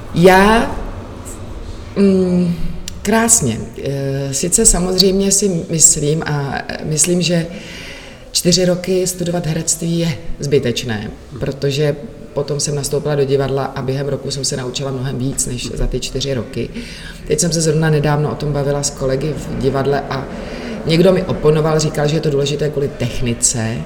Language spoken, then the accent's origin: Czech; Czechia; u nás v Čechách